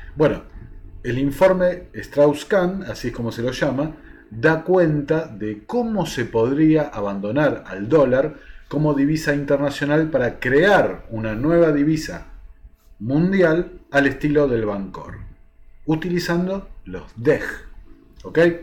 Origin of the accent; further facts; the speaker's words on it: Argentina; a nosotros como argentinos